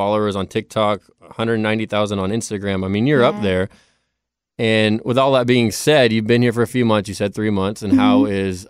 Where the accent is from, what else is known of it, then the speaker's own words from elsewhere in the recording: California, United States; now in Nashville, United States; I grew up in California like yourself